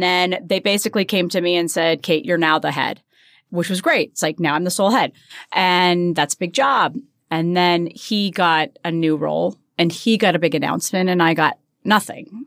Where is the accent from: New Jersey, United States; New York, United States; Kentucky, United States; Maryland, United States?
New Jersey, United States; grew up in New Jersey. I'm very s, very proud New Jersey girl